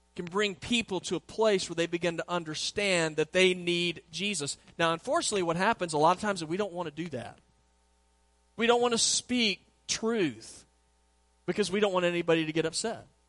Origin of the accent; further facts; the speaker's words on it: Southwest, United States; my sister's here, and we grew up in the Southwest